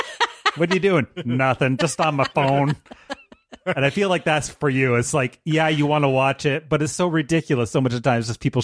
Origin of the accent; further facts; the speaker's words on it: Canada; You come by it honestly. We're Canadian.